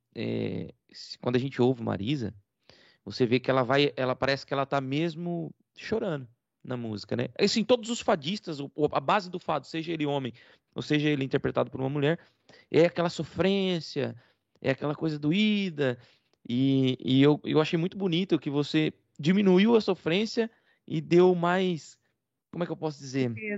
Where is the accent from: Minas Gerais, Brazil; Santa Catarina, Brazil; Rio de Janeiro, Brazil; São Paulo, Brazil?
São Paulo, Brazil; Rio Claro; moved away as an adult; also born or lived in Paraná; now in Portugal; Eu sou de Rio Claro. Né? Na verdade, sou paranaense, mas vivi minha vida toda, minha infância toda em Rio Claro. Até os 28, quando eu vim para Portugal